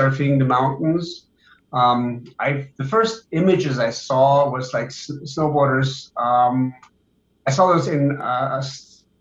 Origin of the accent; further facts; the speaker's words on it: Oberammergau, Bavaria, Germany; I grew up in Oberammergau, Germany, which is in Bavaria, south of Munich